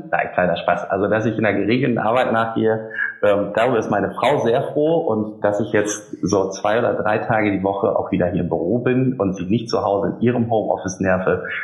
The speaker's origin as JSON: {"language": "German", "region": "Lower Saxony", "country": "Germany", "lives_now": "Düsseldorf, Germany", "said": "Da ich ja auch nur zugezogener Düsseldorfer bin und kein echtes ah. rheinisches Kind, ich komme aus dem Emsland. Der eine oder andere mag es kennen. Wir haben äh, mehr Schweine und Hühner als Einwohner."}